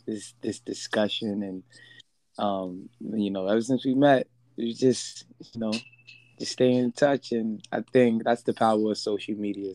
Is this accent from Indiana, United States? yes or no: no; New York City, New York, United States; born and raised in the Bronx. I grew up just riding bikes.